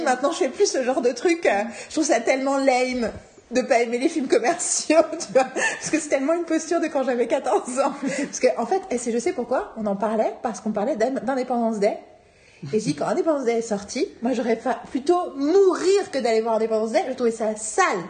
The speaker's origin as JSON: {"language": "French", "town": "Paris", "region": "Île-de-France", "country": "France", "said": "je suis parisienne, parisienne"}